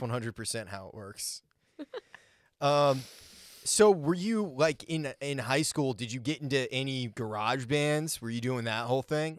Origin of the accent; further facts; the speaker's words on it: Maine, United States; I grew up in Maine